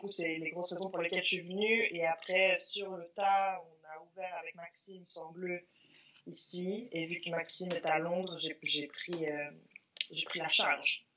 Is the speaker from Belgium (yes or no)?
no; Lausanne, Vaud, Switzerland; moved away as an adult; now in Los Angeles, United States; de Lausanne.